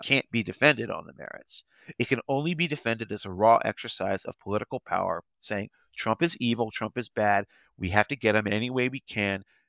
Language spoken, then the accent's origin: English; Potomac, Maryland, United States; I'm from Potomac, you know, I was born and raised